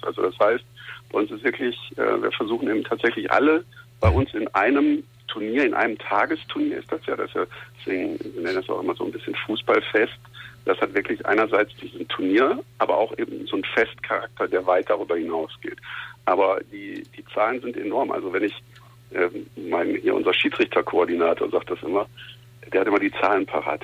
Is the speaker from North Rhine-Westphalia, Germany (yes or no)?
yes; Essen, North Rhine-Westphalia, Germany; moved away as an adult; now in Cologne, Germany; ich bin in Essen-Schonnebeck-Katernberg groß geworden, in der Nähe von der Zeche Zollverein